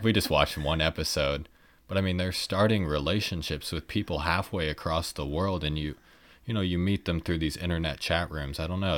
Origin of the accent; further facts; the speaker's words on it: Kansas City, United States; I was from Kansas City